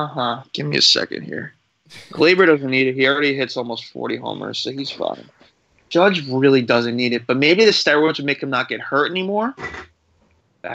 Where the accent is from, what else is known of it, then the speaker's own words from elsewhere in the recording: New Jersey, United States; I'm from Jersey